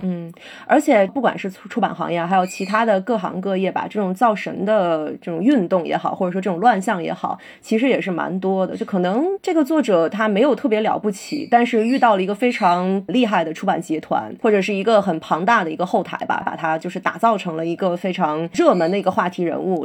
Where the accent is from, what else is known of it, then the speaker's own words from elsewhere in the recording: Beijing, China; 我北京人，我，但我是朝阳区的人哦